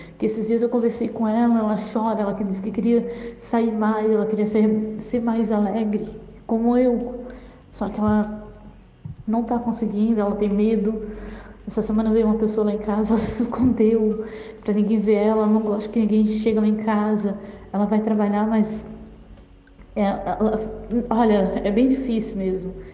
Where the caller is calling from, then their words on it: Florianópolis, Santa Catarina, Brazil; Luz, eu sou de Florianópolis